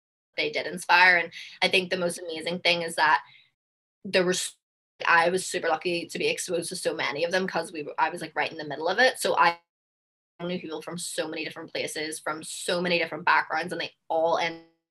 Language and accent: English; Belfast, Northern Ireland, United Kingdom; moved away as an adult; also born or lived in New Jersey / New York; now in Houston, United States; I'm from Belfast, Northern Ireland, and I've played basketball since forever. And my parents were my coaches.